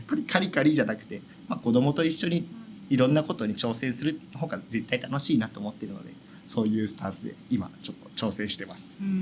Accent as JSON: {"language": "Japanese", "town": "Hamamatsu", "region": "Shizuoka", "country": "Japan", "tie": "born or raised there", "said": "もう生まれてからずっと浜松です"}